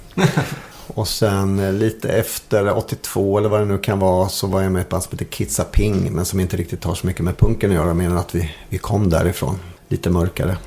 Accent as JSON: {"language": "Swedish", "town": "Malmslätt", "region": "Östergötland", "country": "Sweden", "tie": "born or raised there", "said": "Jag bodde en knapp mil utanför Linköping, ute på landet."}